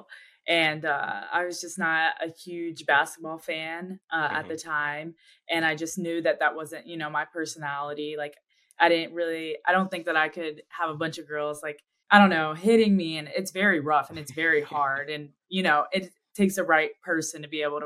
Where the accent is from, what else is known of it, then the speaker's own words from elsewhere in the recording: Magnolia, Texas, United States; moved away as an adult; now in Dallas, United States; I'm originally from Magnolia, Texas. It's just a little suburb in Houston, Texas